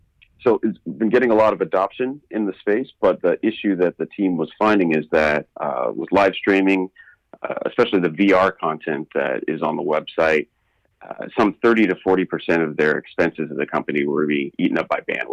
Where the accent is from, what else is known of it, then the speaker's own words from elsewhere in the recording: Bay Area, California, United States; So I'm from the Bay Area originally and based now in San Francisco.